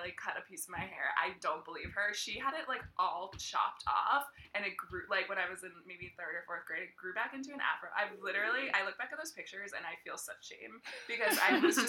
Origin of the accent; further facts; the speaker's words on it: Brookline, Massachusetts, United States; I grew up in Brookline, which is, like, very affluent and Jewish and liberal